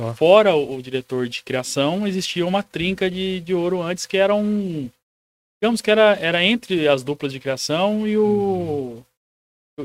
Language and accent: Portuguese; Presidente Prudente, São Paulo, Brazil; Eu sou de Presidente Prudente, sou um conterrâneo seu